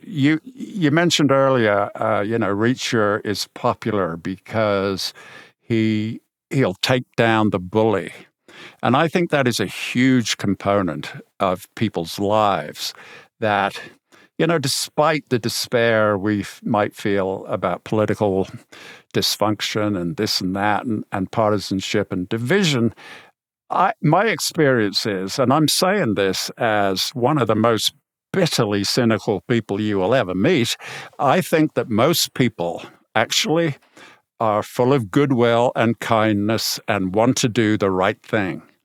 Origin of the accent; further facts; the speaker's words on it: Birmingham, West Midlands, United Kingdom; I'm from Birmingham